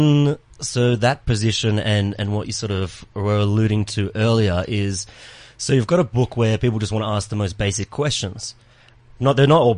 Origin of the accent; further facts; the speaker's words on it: Australia; now in South Africa; I'm Australian, so I don't have any cousins, no grandmothers here.